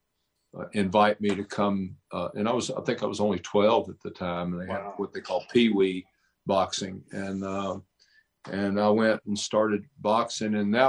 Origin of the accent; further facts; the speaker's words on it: Nashville, Tennessee, United States; now in Mount Juliet, United States; But I'm from Nashville. I grew up in downtown Nashville. I'm a city kid. I grew up in the city, and I'm a Nashville native.